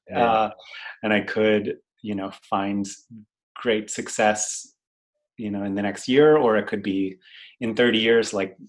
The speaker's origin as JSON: {"language": "English", "town": "Washington", "region": "District of Columbia", "country": "United States", "also_born_or_lived": "Boston / Los Angeles", "moved": "yes", "lives_now": "Philadelphia, United States", "said": "Been here for almost 5 years now. I'm originally from Washington, D.C., but I went to school in Boston and then lived in L.A. for almost 7 years, and now I'm here."}